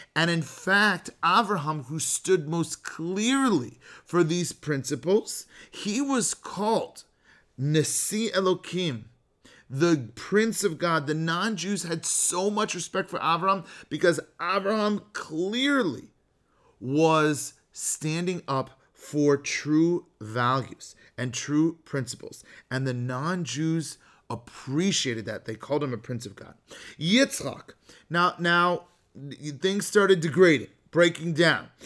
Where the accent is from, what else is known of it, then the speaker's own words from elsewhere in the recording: the Bay Area, California, United States; I'm from the Bay Area